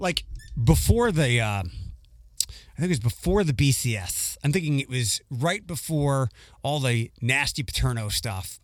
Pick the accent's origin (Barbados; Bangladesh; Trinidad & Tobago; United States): United States; Philadelphia, Pennsylvania; moved away; when I was growing up in Philadelphia